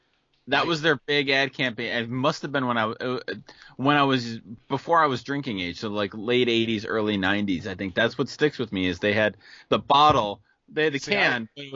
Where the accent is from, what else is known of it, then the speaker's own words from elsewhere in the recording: Western New York, United States; growing up in Western New York where we did